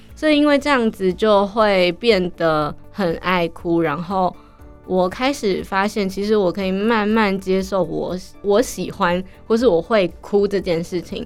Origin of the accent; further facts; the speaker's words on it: Miaoli County, Taiwan; moved away as an adult; also born or lived in Taipei; 因为我是苗栗人嘛，从苗栗要坐火车到台北的时候